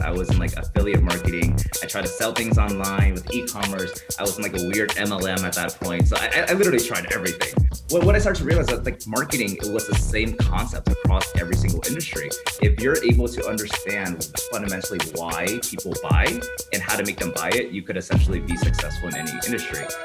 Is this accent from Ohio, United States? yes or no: no; Bay Area, California, United States; moved away as an adult; now in Las Vegas, United States; I was born and raised in the Bay Area